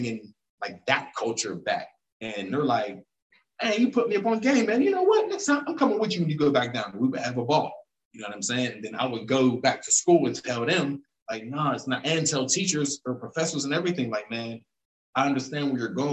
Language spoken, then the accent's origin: English; Pittsburgh, Pennsylvania, United States; I'm from here